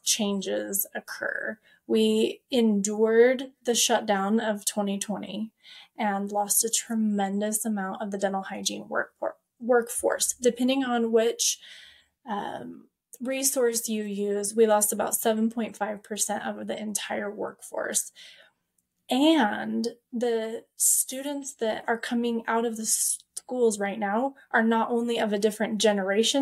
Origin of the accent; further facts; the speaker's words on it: Payette, Idaho, United States; I'm from Payette, Idaho